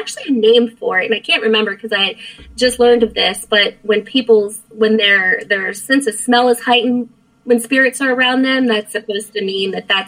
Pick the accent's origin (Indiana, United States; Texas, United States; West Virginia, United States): West Virginia, United States; Martinsburg; also born or lived in Frederick, Maryland; now in Florida, United States; I was born in Frederick, but I grew up in Martinsburg